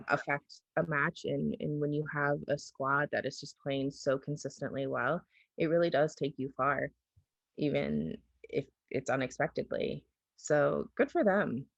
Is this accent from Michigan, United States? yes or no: no; Ohio, United States; back home to Ohio